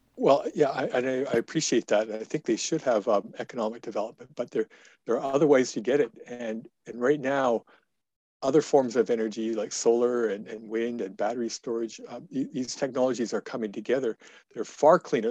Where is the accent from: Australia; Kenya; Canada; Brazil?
Canada; Lethbridge, Alberta; I was born and raised in Lethbridge